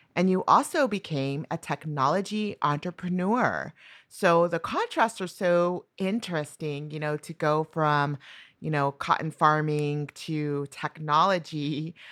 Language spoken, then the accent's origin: English; New Mexico, United States; moved away; I'm from New Mexico